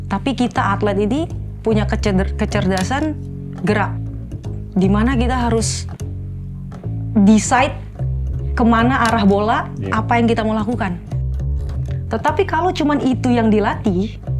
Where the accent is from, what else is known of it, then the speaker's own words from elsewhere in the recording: Manado, North Sulawesi, Indonesia; moved away; also born or lived in Jakarta; saya lahir Jakarta, kemudian di usia 2 tahun eh, saya dan mama saya pindah ke Manado